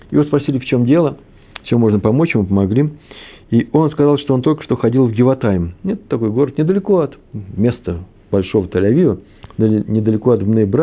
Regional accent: Kyiv, Ukraine; А вообще-то Киев, мой родной город, там все детство провел, все летние месяца в родни, на Подоле я жил.

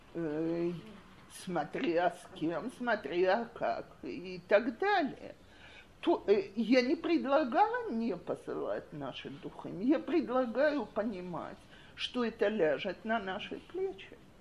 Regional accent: Russia; now in Israel; я замужем за израильтянином, и у нас из-за этого семья гораздо более оптимистическая и легко, легкая, чем если бы э, мы оба были выходцы из России

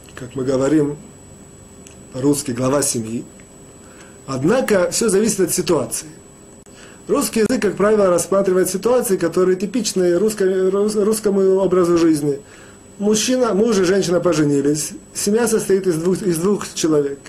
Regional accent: Russia; moved away; мы, евреи, выходцы из России

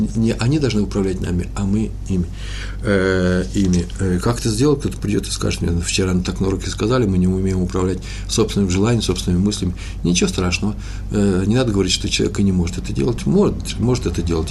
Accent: Russia; now in Jerusalem, Israel; мы из России

